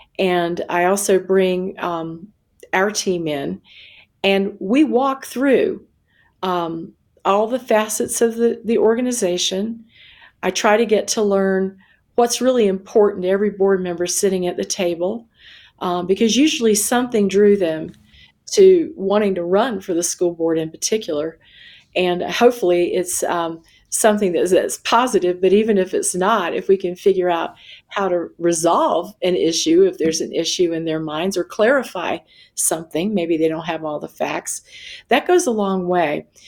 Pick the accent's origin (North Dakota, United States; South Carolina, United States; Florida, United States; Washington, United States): South Carolina, United States; So for me, my metaphor is always the ocean because I grew up on one in South Carolina.